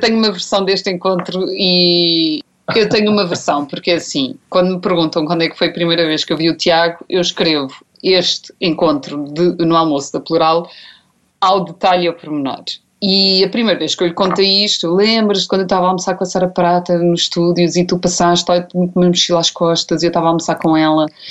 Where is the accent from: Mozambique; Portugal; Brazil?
Portugal; Azeitão, Setúbal; cresci em Azeitão, vivi toda a minha vida em Azeitão